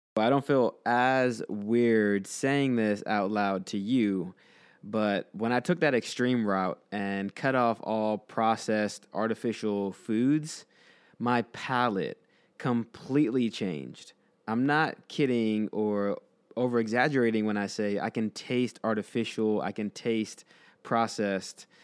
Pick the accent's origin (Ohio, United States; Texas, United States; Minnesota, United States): Texas, United States; the Texan coming out in me